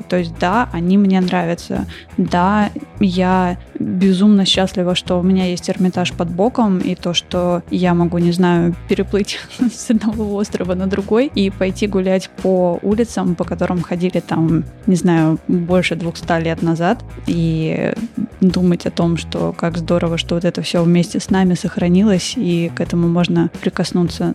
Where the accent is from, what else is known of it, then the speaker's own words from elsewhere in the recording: Saint Petersburg, Russia; я выросла в Петербурге